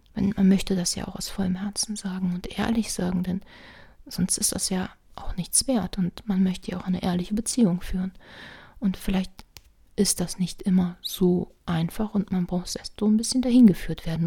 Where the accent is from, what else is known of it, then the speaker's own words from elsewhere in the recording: Rhineland, Germany; ich bin ja Rheinländer